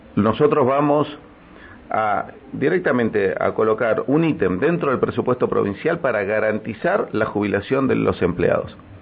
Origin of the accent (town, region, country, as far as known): Neuquén, Argentina; born or raised there